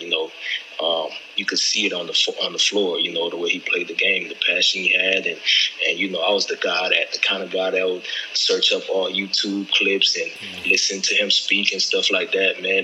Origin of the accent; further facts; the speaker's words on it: Orlando, Florida, United States; also born or lived in Haiti / West Virginia; grew up in Orlando once I moved from from Haiti